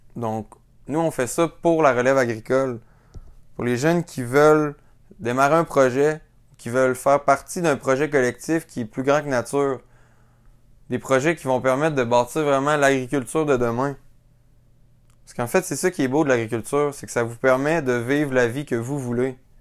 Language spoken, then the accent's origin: French; Quebec City, Quebec, Canada; je suis originaire de la ville de Québec. C'est là que j'ai grandi